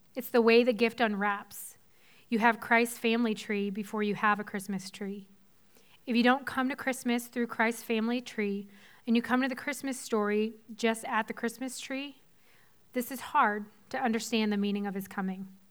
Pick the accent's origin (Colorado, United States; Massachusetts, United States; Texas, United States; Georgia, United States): Massachusetts, United States; Weymouth; So I grew up in Boston. If you're familiar with the Boston area at all, I'm from the South Shore, from twelve miles outside the city, um, from a town called Weymouth